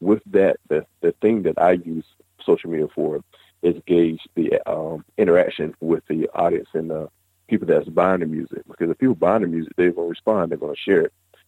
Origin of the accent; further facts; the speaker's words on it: the South, United States; Because, you know, we're from the South.